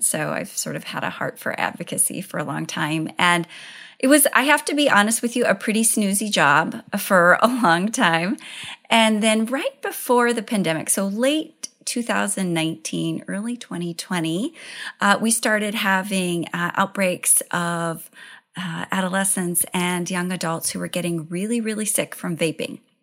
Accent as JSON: {"language": "English", "region": "Idaho", "country": "United States", "tie": "born or raised there", "said": "I grew up in Idaho"}